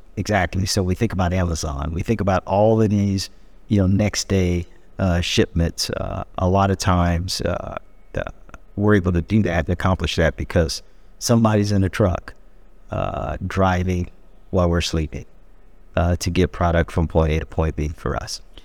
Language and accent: English; Peoria, Illinois, United States; moved away as an adult; I'm born and raised to a Peorian